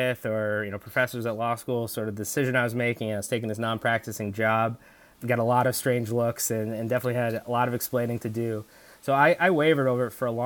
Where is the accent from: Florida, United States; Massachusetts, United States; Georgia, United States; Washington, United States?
Massachusetts, United States; moved away as an adult; also born or lived in Delaware / New York; So I grew up in Massachusetts, and I went to undergrad at University of Delaware.